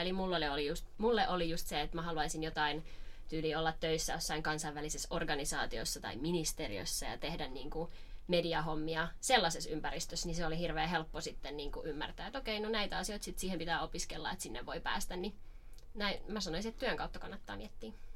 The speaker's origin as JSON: {"language": "Finnish", "town": "Rauma", "region": "Satakunta", "country": "Finland", "moved": "as an adult", "lives_now": "Turku, Finland", "said": "alun perin Raumalta kotoisin, mutta oon rantautunut tänne Turkuun"}